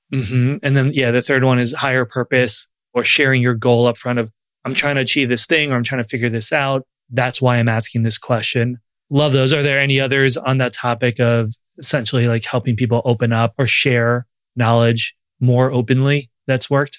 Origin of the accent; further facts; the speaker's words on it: Long Island, New York, United States; I grew up Jewish. I struggled a lot with it in a town that was, had a ton of Jews in Long Island and New York